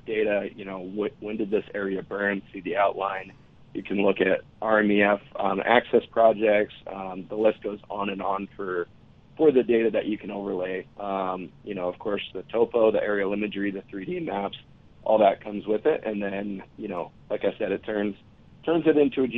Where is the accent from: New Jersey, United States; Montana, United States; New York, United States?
Montana, United States; I grew up in Montana. I've hunted in Montana all my life